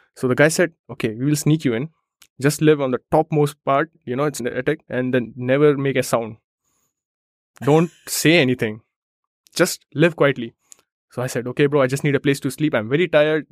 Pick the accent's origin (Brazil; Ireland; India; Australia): India; moved away as an adult; now in Germany; I come from India, trains are late